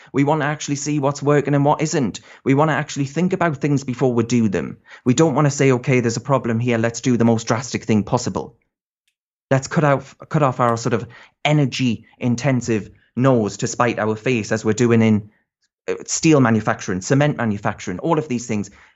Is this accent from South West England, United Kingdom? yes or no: no; North East England, United Kingdom; I'm from the Northeast